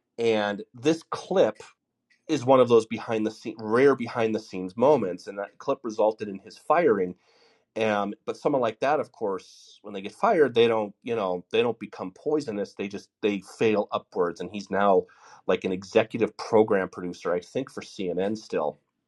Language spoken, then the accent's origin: English; Denver, Colorado, United States; moved away; also born or lived in Los Angeles / Portland / New York City; I lived in Los Angeles. I lived in Portland. Obviously I'm from Denver, Colorado, which is not, it's the safest place for natural disasters in the country.